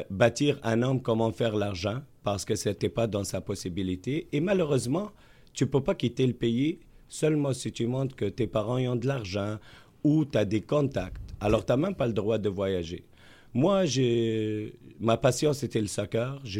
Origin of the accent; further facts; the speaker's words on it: Tunisia; now in Quebec City, Canada; je suis né en Méditerranée. {S2} Ouais. {S1} Je suis originaire de la Tunisie.